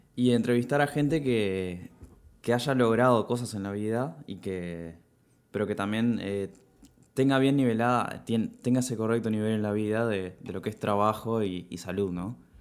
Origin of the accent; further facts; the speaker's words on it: Piriápolis, Maldonado, Uruguay; moved away as an adult; now in Montevideo, Uruguay; crecí en Piriápolis